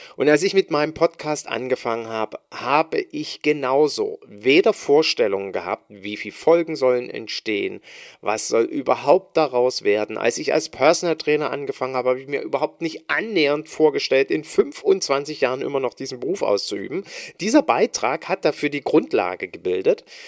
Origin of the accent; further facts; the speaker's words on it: East Germany, Germany; ich als Ossi, als junger Bursche